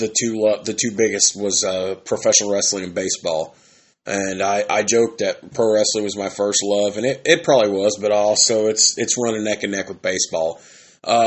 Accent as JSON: {"language": "English", "area": "Southeast District, Dubois County", "region": "Southern Indiana", "country": "United States", "tie": "born or raised there", "said": "I went to school and I grew up and lived in the Southeast District"}